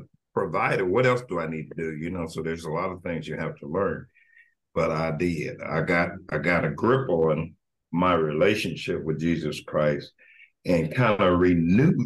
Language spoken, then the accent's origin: English; Evansville, Indiana, United States; Born and raised in Evansville